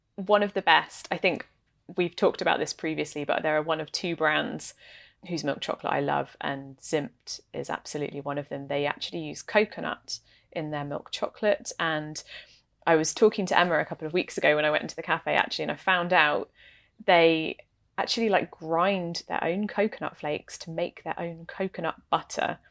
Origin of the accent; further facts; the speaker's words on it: England, United Kingdom; now in Canada; I am not Canadian. I am, in fact, English and, uh, grew up in the U K